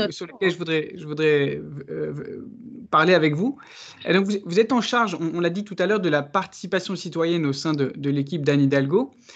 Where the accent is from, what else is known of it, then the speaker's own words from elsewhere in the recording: Paris, Île-de-France, France; en tant que Parisien